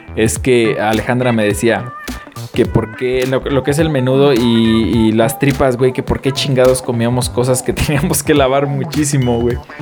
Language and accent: Spanish; Mexico; como mexicanos que somos